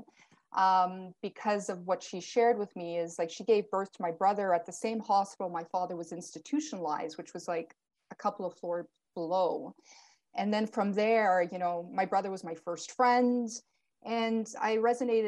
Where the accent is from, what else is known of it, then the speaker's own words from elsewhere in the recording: Canada; also born or lived in Portugal; I was born in Portugal to my Portuguese parents, and I came to Canada or immigrated with them at 7 months old